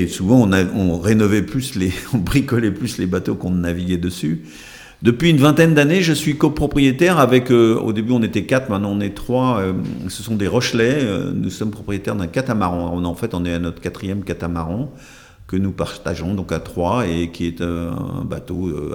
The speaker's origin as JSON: {"language": "French", "region": "Brittany", "country": "France", "tie": "born or raised there", "also_born_or_lived": "Hautes-Pyrénées", "moved": "yes", "said": "je suis marin par mon enfance en Bretagne"}